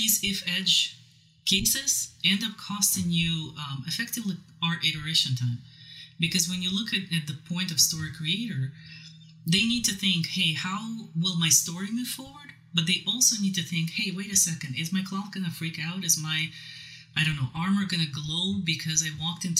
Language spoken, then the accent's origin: English; Siberia, Ural Mountains, Russia; moved away; I'm originally from Siberia, Ural Mountains